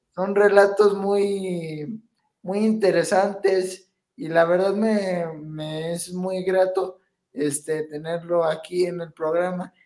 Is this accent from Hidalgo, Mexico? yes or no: yes; Pachuca, Hidalgo, Mexico; soy de aquí de Pachuca.